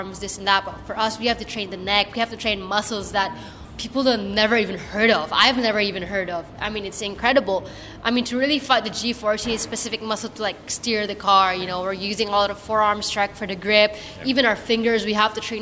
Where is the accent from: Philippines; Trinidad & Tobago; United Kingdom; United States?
Philippines; because I'm Filipino, I'm quite short.